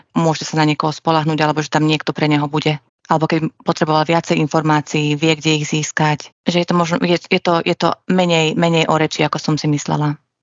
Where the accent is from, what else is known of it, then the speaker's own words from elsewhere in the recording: Bratislava, Bratislava Region, Slovakia; ja som z Bratislavy